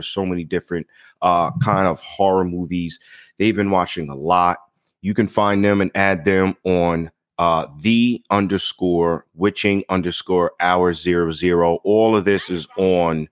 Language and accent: English; Long Island, New York, United States; also born or lived in Far Rockaway, Queens, New York; I was born in Far Rockaway, raised in Long Island.